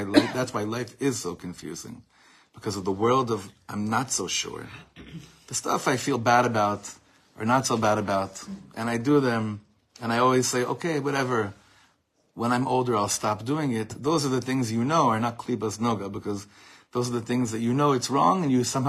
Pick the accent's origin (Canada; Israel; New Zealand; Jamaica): Israel; Ra'anana, Central District; I had a lot of Nogas in my class growing up in Ranana